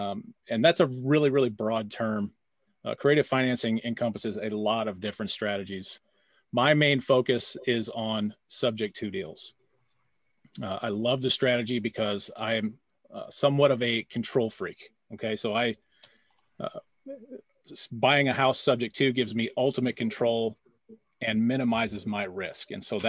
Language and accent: English; St. Louis, Missouri, United States; I'm from St. Louis, Missouri.